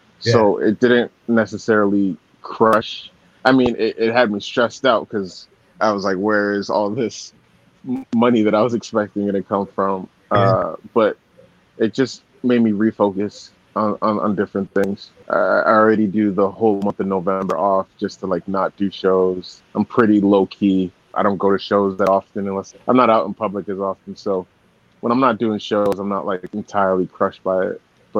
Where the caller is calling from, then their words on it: Austin, Texas, United States; Yeah, I'm in Austin right now.